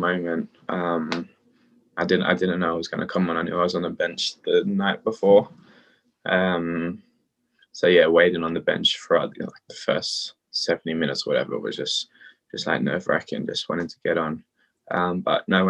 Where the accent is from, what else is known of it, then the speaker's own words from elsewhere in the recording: Australia; now in London, United Kingdom; I play for England and Australia, but I grew up in Australia.